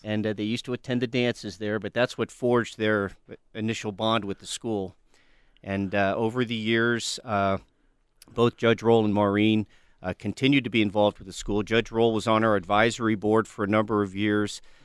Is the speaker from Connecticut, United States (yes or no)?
no; western Pennsylvania, United States; now in Tucson, United States; Originally, I'm from western Pennsylvania